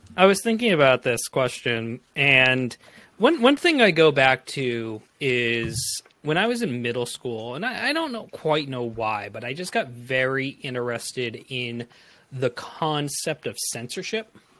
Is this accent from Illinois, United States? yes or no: no; Framingham, Massachusetts, United States; I am from Framingham, Massachusetts